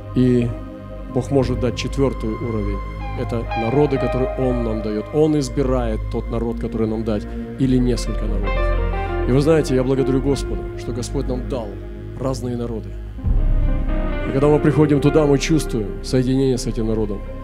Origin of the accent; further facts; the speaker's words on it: Russia; Если я уроженец России, если здесь моя родина